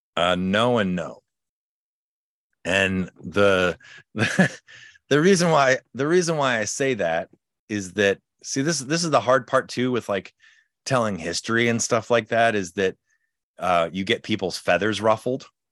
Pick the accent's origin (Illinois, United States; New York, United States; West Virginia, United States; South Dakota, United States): Illinois, United States; Chicago; now in California, United States; I'm from Chicago originally. When I moved out to California